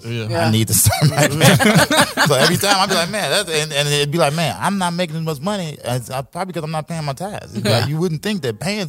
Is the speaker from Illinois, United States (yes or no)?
yes; Chicago, Illinois, United States; I'm from Chicago.